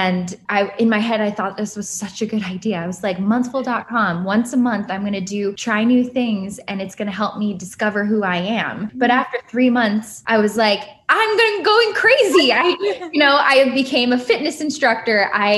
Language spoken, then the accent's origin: English; Cleveland, Ohio, United States; now in Brooklyn, United States; So I am originally from Cleveland, Ohio, but I moved around a bit growing up, went to BC, Boston College, studied marketing, and then somehow ended up in New York City when I never thought I would.